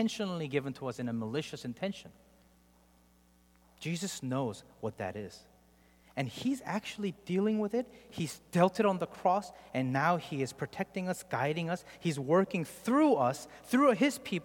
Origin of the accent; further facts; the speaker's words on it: South Korea; moved away; I grew up in Korea